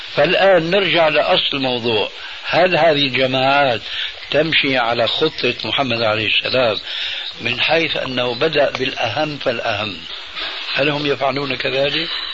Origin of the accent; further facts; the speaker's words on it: Syria; انا باعتباري سوري يعني اخذت عزوة من سوريا